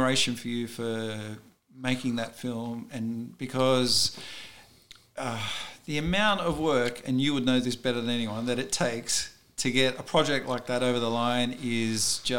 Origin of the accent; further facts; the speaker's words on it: Sydney, New South Wales, Australia; also born or lived in Los Angeles; growing up in Sydney or in Australia in the 70s and 80s